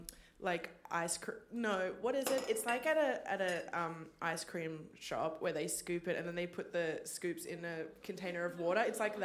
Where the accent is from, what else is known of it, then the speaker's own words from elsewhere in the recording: Queensland, Australia; But also growing up in Queensland.